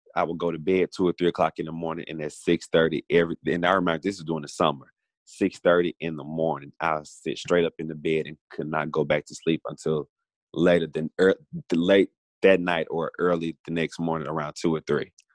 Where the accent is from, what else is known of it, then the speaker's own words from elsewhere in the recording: Grenada, Mississippi, United States; also born or lived in Coffeeville, Mississippi / Oxford, Mississippi; I was born in Coffeeville, raised in Grenada, spent a lot of time in Grenada between Grenada and Oxford.